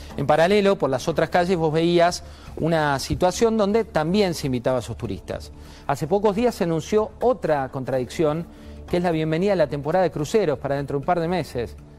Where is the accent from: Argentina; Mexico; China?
Argentina